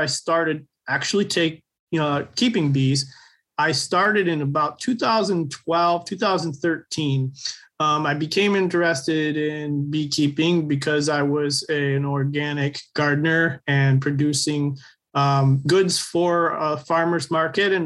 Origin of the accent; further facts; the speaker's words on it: Michigan, United States; So I invited the U.S. The Department of Agriculture from our state, the Michigan Department of Agriculture